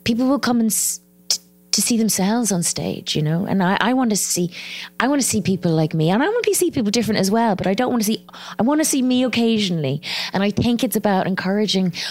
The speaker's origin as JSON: {"language": "English", "country": "Ireland", "accent": "Irish", "said": "my accent, you know, the Irish accent"}